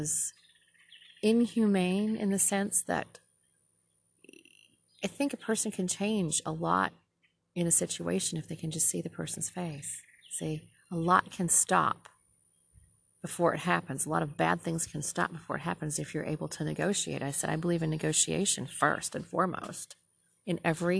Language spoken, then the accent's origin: English; Minnesota, United States; now in Southern United States; I'm from Minnesota. I said, we're way liberal up there